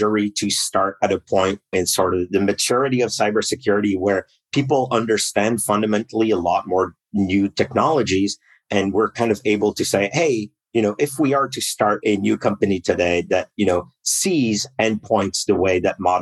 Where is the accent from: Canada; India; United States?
Canada; I'm Canadian, so I started in the equivalent of the NSA up here in Canada